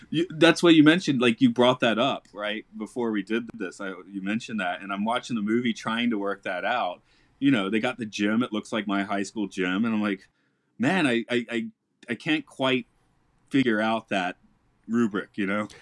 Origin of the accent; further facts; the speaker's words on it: Georgia, United States; I'm from Georgia